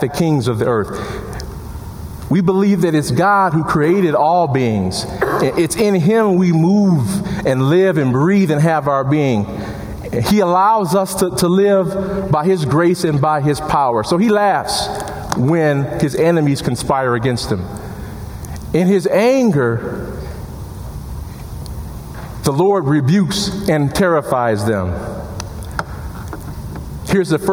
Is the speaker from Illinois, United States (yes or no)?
yes; Chicago, Illinois, United States; now in Madison, United States; my hometown of Chicago